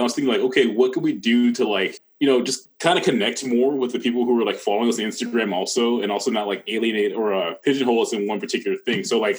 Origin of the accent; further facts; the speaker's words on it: Huntington Beach, California, United States; now in Michigan, United States; I'm from Cali